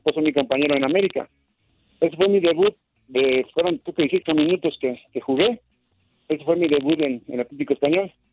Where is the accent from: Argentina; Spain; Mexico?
Mexico; como mexicanos que somos